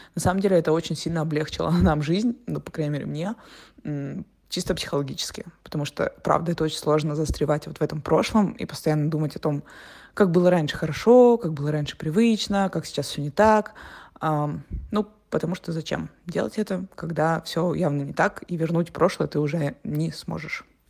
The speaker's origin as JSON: {"language": "Russian", "country": "Russia", "also_born_or_lived": "Turkey / Montenegro", "moved": "as an adult", "lives_now": "Portugal", "said": "мы из России"}